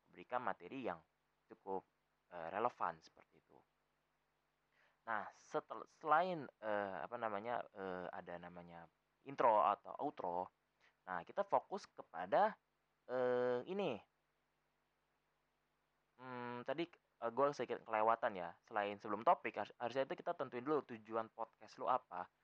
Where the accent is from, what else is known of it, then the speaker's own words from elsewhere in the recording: Jakarta, Indonesia; accent: Betawi; karena gue orang Betawi kan ngomongnya kayak nyablak nyablak tuh adalah salah satu spesimen